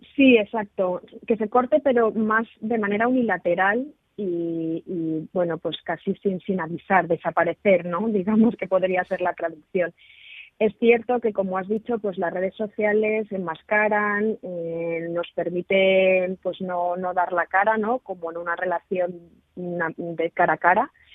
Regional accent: Spain; nosotros, como españoles

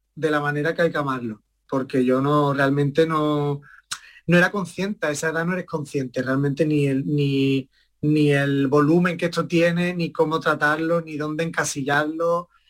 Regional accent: Estepona, Andalusia, Spain; mi madre me empezó a llevar a la escuela de Estepona, allí de mi pueblo

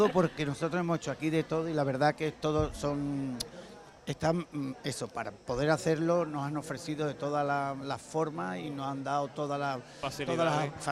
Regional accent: Pennsylvania, United States; Spanish is a second language; Oh, eh, soy de Pensilvania.

